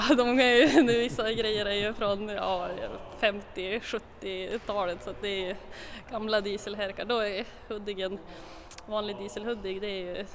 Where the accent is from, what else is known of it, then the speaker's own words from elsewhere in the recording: Skellefteå, Västerbotten County, Sweden; Ja, jo, jag är från Skellefteå så att, eh, men jag har bott här nere i södra delarna av Sverige under några år så det har väl tvättats bort lite grann men jag försöker krampaktigt hålla kvar min dialekt.